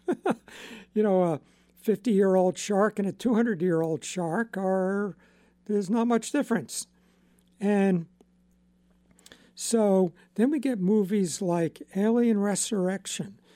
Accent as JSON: {"language": "English", "area": "Long Island", "region": "New York", "country": "United States", "tie": "born or raised there", "said": "I grew up on Long Island"}